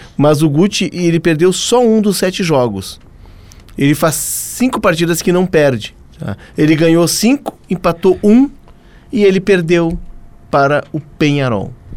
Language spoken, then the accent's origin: Portuguese; Porto Alegre, Rio Grande do Sul, Brazil; onde eu cresci ali, no bairro Partenon